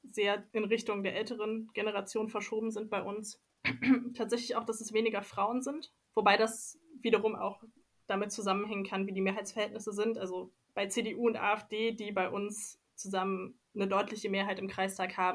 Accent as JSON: {"language": "German", "town": "Leipzig", "region": "Saxony", "country": "Germany", "tie": "born or raised there", "said": "dass ich Politik im ländlichen Raum mache oder in einem doch anders politisch dominierten Raum als in meiner Heimatstadt Leipzig"}